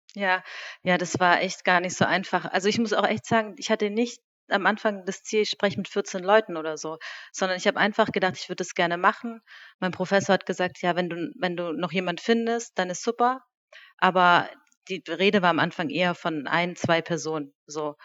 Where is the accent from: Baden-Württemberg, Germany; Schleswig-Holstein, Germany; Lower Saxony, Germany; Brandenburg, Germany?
Baden-Württemberg, Germany; Reutlingen; moved away as an adult; also born or lived in Lake Constance / Stuttgart; now in Berlin, Germany; Ich bin äh, in Reutlingen geboren, ähm, habe die ersten Jahre im Hobuch gelebt, mhm. bin dort auch auf die Hobuchschule gegangen